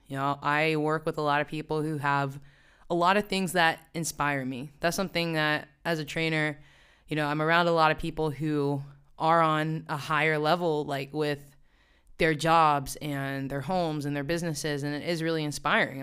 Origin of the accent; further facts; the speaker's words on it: West Virginia, United States; moved away as an adult; now in New York, United States; I grew up in the woods. I really did, in the mountains